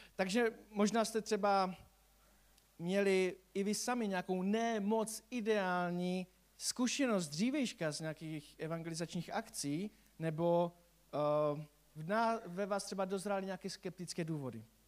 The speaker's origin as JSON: {"language": "Czech", "region": "Silesia", "country": "Czechia", "said": "u nás na Slezsku"}